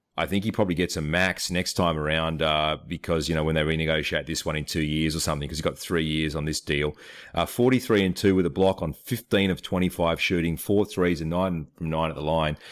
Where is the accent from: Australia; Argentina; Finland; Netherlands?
Australia; I'm from Australia